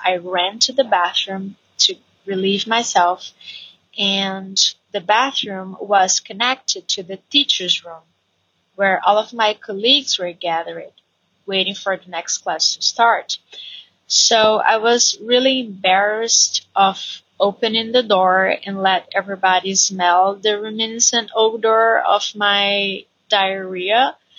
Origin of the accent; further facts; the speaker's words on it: Brazil; English is a second language; I'm Brazilian. And I work as an English teacher here in Brazil